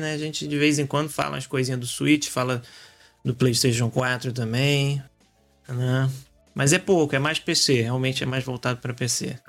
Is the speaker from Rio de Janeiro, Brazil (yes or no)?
yes; Rio de Janeiro, Brazil; now in Portugal; eu sou carioca